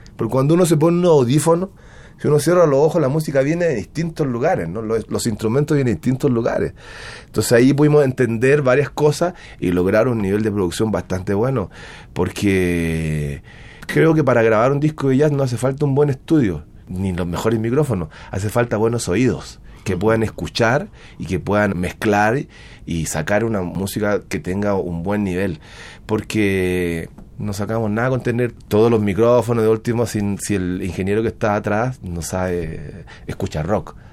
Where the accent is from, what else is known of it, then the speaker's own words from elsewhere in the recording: Chile; moved away as an adult; also born or lived in Santiago, Chile / New York, United States; now in Mexico; de tocar en el grupo más malo de mi pueblo, hasta tocar en el mejor grupo de mi pueblo, hasta llegar al, grupo de baile de cumbia más malo de Santiago de Chile